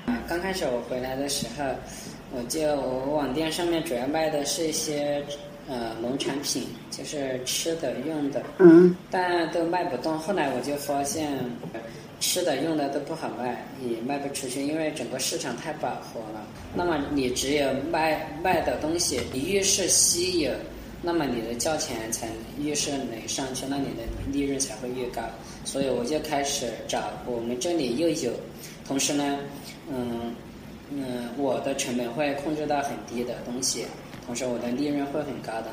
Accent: Sichuan, China; moved away as an adult; also born or lived in Guangdong; 之前在，有在广东工作，然后两年前回到，呃，四川老家

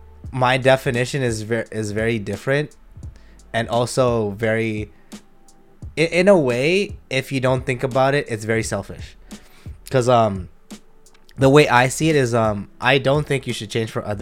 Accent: Scarborough, Ontario, Canada; Word up. I'm from Scarborough. Sorry.

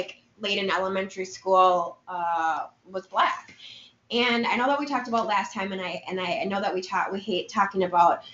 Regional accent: Minneapolis, Minnesota, United States; now in Madison, United States; me growing up in the Twin Cities was a different environment

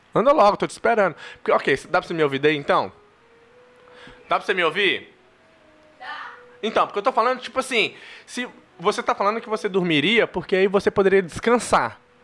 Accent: Minas Gerais, Brazil; Eu sou mineiro

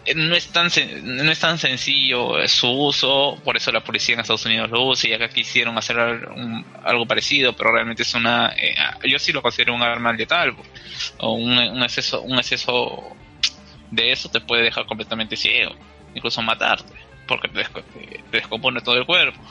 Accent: Peru; hablando como peruanos

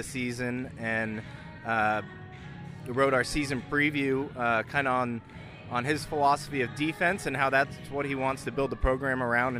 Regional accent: McLean, Virginia, United States; moved away as an adult; also born or lived in Jacksonville, Florida; now in Lewisburg, United States; I'm from Northern Virginia, McLean, Virginia

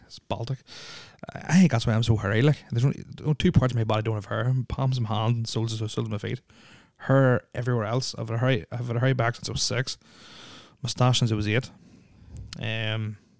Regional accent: Northern Ireland, United Kingdom; also born or lived in Saudi Arabia; moved to Ireland in 1985, June 1985 to be precise, or Northern Ireland

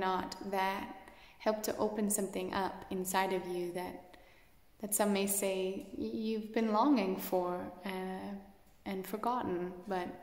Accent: Canada; I'm Canadian

